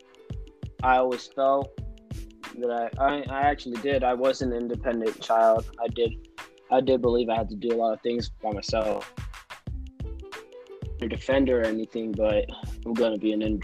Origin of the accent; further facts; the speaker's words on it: Tucson, Arizona, United States; also born or lived in Loma Linda, California; I was born in Loma Linda, California, but I am from Tucson, Arizona